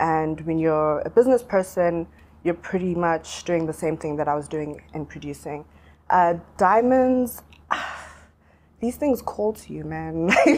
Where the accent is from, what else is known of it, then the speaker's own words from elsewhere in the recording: South Africa; also born or lived in Zimbabwe; I was born in Zim while my parents were in exile. I have grown up in South Africa.